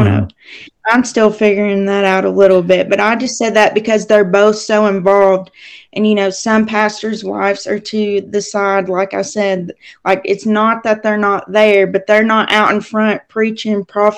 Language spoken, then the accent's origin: English; Tennessee, United States; also born or lived in Oklahoma / Kentucky / New Mexico / Arkansas; I was born in Oklahoma, lived in Kentucky a few years of my life, lived in Tennessee most of my life. Had to move to New Mexico my junior year of high school.